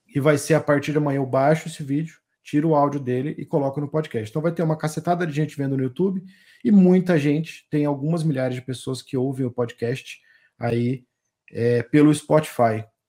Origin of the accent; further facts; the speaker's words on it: Rio Grande do Sul, Brazil; now in Mato Grosso do Sul, Brazil; lá no Rio Grande do Sul, que é a terra onde eu nasci